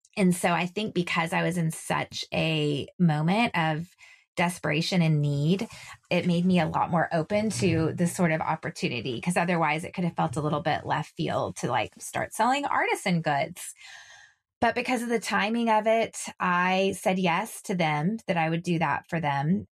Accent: Texas, United States; I'm from Texas.

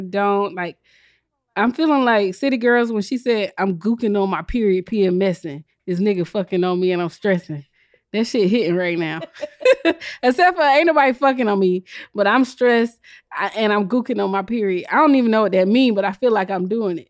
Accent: South Carolina, United States; I'm from South Carolina

